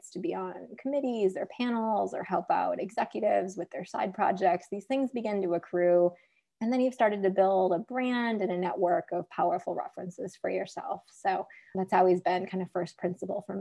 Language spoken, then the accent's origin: English; America's heartland, Midwest, United States; growing up in America's heartland with all of these farmers and hardworking middle of the country folks